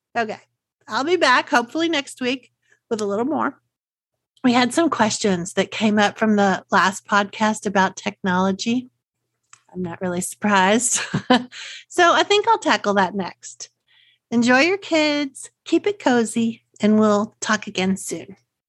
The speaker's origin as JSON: {"language": "English", "region": "Texas", "country": "United States", "accent": "Texas", "said": "my Texas accent"}